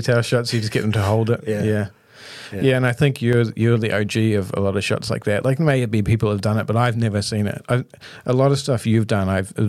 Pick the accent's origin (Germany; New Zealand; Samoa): New Zealand; Auckland; I grew up in West Auckland, you know.